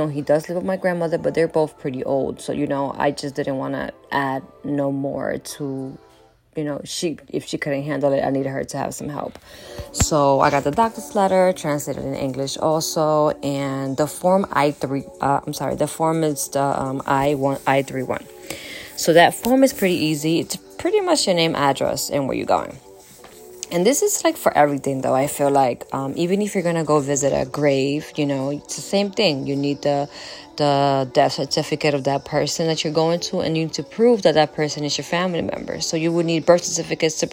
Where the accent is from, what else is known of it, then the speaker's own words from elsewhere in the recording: United States; also born or lived in Dominican Republic; I've been here, since 9, went to, you know, elementary school here. I went to high school here